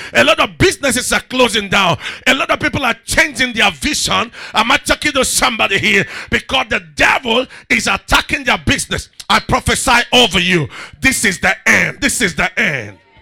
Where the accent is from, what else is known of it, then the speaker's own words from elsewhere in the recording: Rivers State, Nigeria; I'm from River State